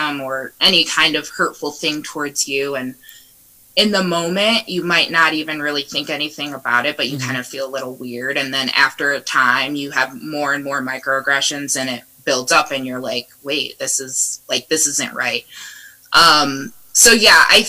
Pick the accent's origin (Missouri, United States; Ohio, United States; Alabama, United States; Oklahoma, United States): Ohio, United States; Northwood; moved away as an adult; also born or lived in Kent, Ohio; now in Chicago, United States; I grew up in Northwood. I went to Northwood High School.